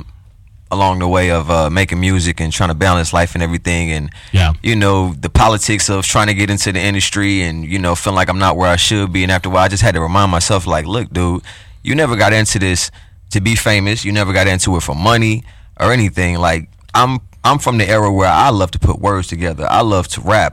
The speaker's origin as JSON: {"language": "English", "town": "Oak Park", "region": "Illinois", "country": "United States", "tie": "born or raised there", "said": "technically I'm from Oak Park"}